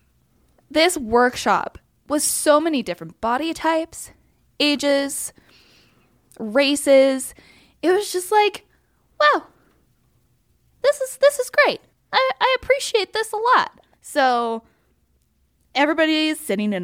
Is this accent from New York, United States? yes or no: no; Utah, United States; growing up in Utah, in a certain religion that's very predominant here